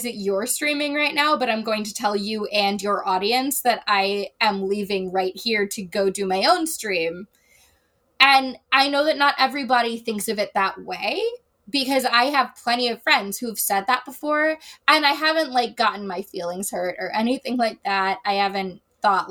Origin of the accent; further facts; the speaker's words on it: Chicago, Illinois, United States; I am a Taurus from Chicago